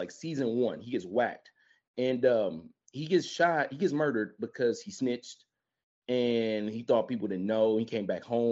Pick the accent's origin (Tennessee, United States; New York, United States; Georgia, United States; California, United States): Tennessee, United States; Memphis; We lost a real one this week from my hometown